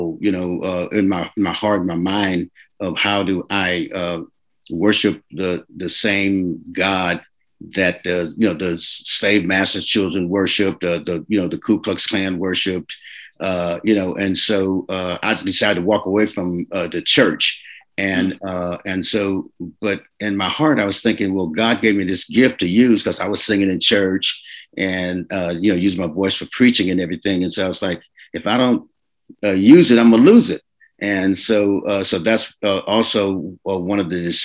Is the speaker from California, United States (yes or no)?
yes; Oakland, California, United States; also born or lived in Little Rock, Arkansas; Well, I was born in Little Rock, Arkansas, and my parents moved to California, Oakland, California, when I was about 14 months old.